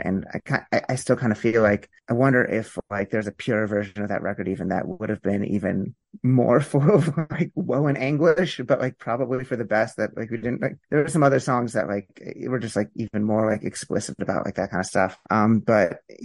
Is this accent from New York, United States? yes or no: no; Pennsylvania, United States; now in Princeton, United States; I'm from Pennsylvania.